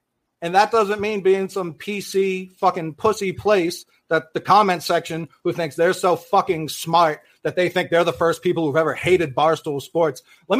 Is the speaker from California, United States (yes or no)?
no; Boston, Massachusetts, United States; I'm from Boston, you know what I mean? I'm the Boston sportsman.